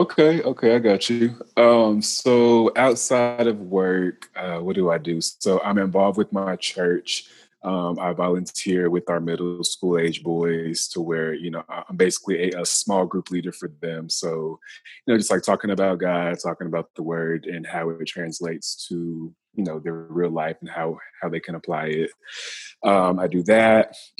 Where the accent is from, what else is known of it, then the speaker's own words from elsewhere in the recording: Lewisville, Texas, United States; also born or lived in Baton Rouge / Memphis; Yeah, so I'm originally from Lewisville, Texas. I moved a couple times. So I went from Lewisville, Texas to Baton Rouge, Louisiana, to Memphis, Tennessee